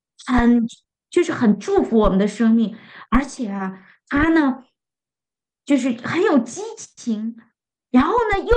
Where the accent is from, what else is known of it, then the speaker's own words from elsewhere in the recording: China; 因为这个食物真的是太适合我们中国人的胃了